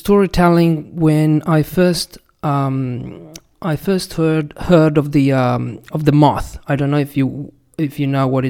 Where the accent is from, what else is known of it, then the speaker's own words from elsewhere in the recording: Italy; I come from Italy